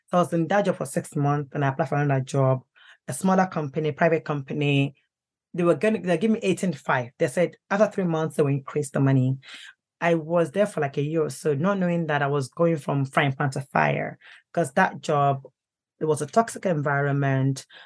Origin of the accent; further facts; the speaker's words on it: United Kingdom; Let me go to Nigeria. At least I'm British.